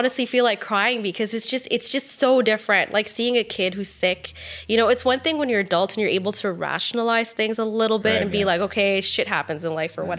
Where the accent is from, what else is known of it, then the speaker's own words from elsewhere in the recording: Ottawa, Ontario, Canada; also born or lived in Tucson, Arizona; I was born in Tucson, Arizona. Oh, cool. Yeah, it sounds cool, but like I moved here when I was two, so I don't really I don't really have a recollection of it. Mm-hmm. So technically, I'm like from Ottawa, but not really.